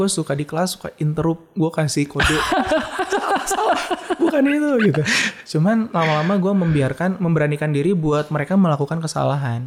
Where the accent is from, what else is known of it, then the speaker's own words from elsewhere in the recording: Bandung, West Java, Indonesia; gue tuh orang Bandung